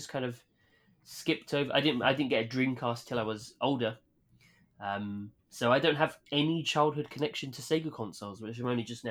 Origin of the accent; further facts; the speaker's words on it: United Kingdom; my hometown in the UK